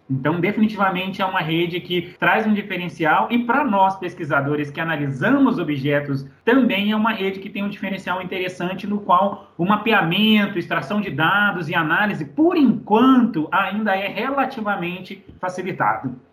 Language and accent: Portuguese; Belo Horizonte, Minas Gerais, Brazil; mineiro de BH